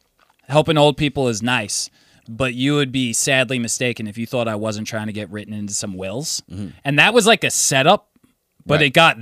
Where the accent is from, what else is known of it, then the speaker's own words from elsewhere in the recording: United States; we're American